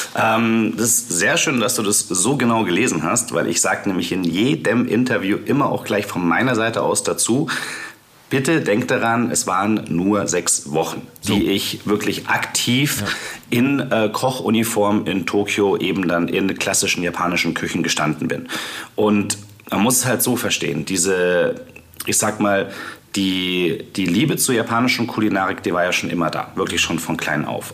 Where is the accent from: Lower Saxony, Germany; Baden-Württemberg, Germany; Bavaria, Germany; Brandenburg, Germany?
Bavaria, Germany; near Munich; Ich bin zwar aufgewachsen bei München, ähm, in Paltam